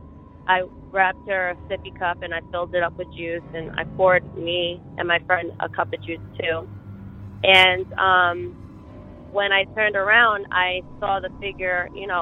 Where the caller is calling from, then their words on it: Dutchess County, New York, United States; also born or lived in Beacon, New York; I'm calling from Dutchess County, New York